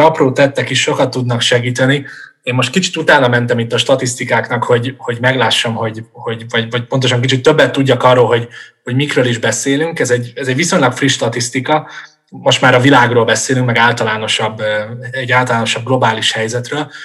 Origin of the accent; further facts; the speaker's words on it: Budapest, Hungary; városi gyerekként, mondjuk Budapesten felnőve